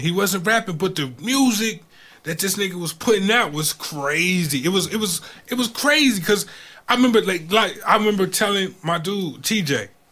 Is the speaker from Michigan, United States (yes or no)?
no; Georgia, United States; I grew up in Georgia.